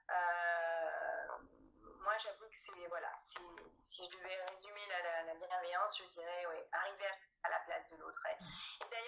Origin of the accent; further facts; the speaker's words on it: Italy; moi, je suis une latine, hein, je suis une italienne